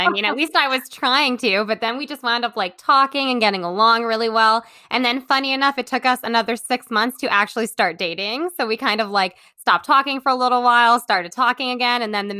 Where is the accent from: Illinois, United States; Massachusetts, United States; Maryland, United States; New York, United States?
New York, United States; Brooklyn; I'm a photographer from Brooklyn, and that's kind of my background. I went to art school, and I always traveled with my family. My family's from Curacao, and my grandmother still lives there